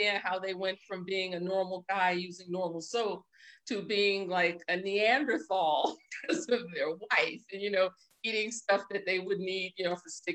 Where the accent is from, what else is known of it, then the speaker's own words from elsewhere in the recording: New York City, New York, United States; I'm from New York City